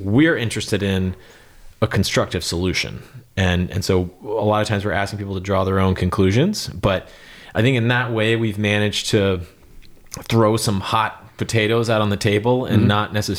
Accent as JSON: {"language": "English", "region": "Texas", "country": "United States", "said": "We're wild West Texas quail in a Stetson out there and amongst the, you know, mesquite and thorns and all that kind of stuff."}